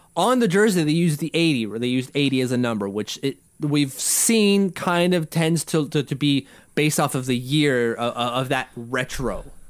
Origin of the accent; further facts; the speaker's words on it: Ottawa, Ontario, Canada; He's from my hometown